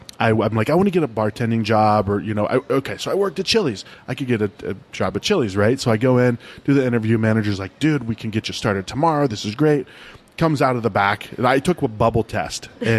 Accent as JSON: {"language": "English", "region": "Ohio", "country": "United States", "tie": "born or raised there", "said": "I grew up in Ohio"}